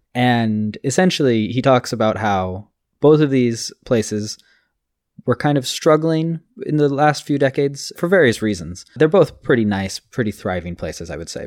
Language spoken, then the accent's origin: English; Los Angeles, California, United States; I'm from Los Angeles